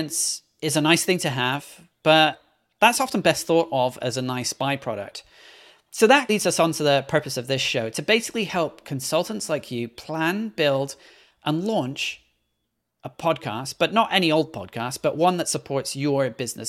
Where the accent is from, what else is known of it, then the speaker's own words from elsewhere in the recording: Belgium; also born or lived in Scotland / London; now in New York, United States; If you're wondering about my hard-to-place accent, I'm originally from Scotland, but was born and grew up in Belgium before moving to London, and I currently reside in New York.